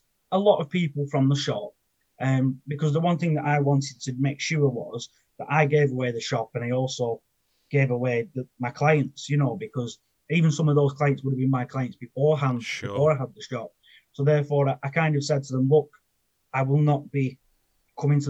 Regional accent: Preston, North West England, United Kingdom; I'm from Preston in Lancashire. And growing up, I was basically a bit of a sod

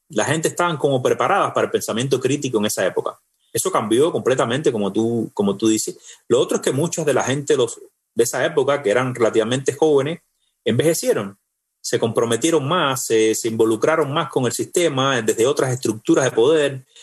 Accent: Cuba; moved away as an adult; tuve que salir de Cuba

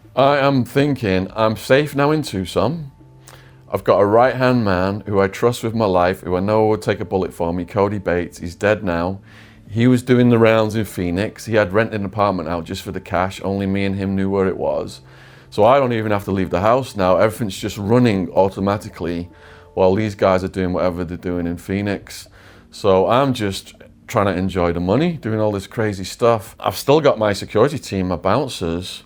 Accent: England, United Kingdom; moved away; I'm English

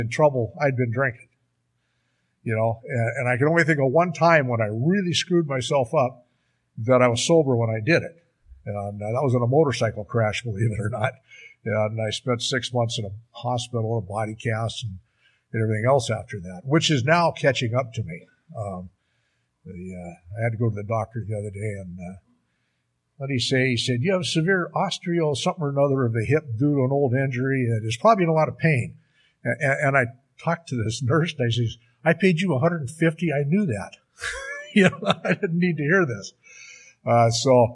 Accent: Seattle, Washington, United States; moved away as an adult; also born or lived in Alaska / Bandon, Oregon; now in Bend, United States; I come from the Seattle area

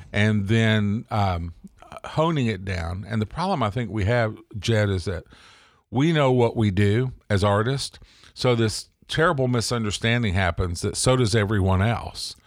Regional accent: the South, United States; I'm from the South

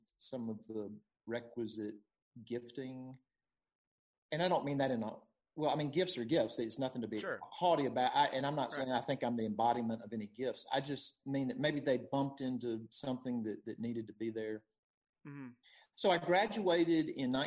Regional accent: Jackson, Mississippi, United States; moved away as an adult; also born or lived in St. Louis, Missouri; now in Greenville, United States; I'm from Jackson, Mississippi, and a family of four, have one older brother, and grew up my whole, you know, life before college in Jackson

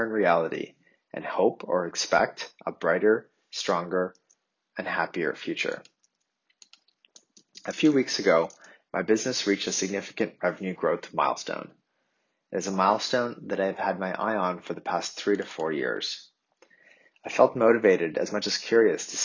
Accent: Ottawa, Ontario, Canada; the childhood home where I grew up in Ottawa

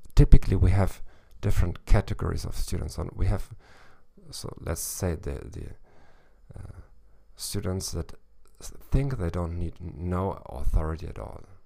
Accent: Northern Germany, Germany; accent: North German; first language German; English is a second language; my accent, which is, uh, a North German accent

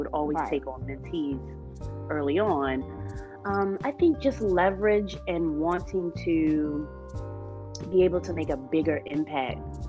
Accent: Baltimore, Maryland, United States; me, Erica, Robin, and Sunny, we're all from Baltimore City

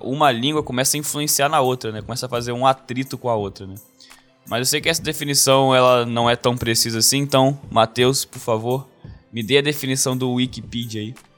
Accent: Brazil; first language Portuguese; moved away as an adult; quando eu vou voltar pro Brasil

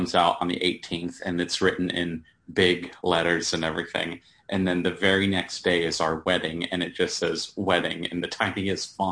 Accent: Apex, North Carolina, United States; also born or lived in Cary, North Carolina / Greensboro, North Carolina / Durham, North Carolina; I was born in Cary, and then we kind of moved all over the place. My family eventually settled down in Apex.

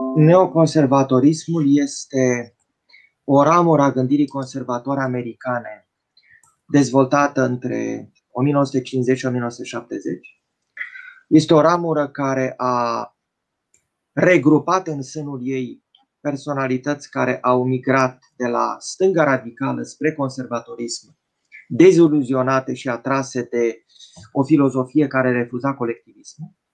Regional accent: Romania; ca români

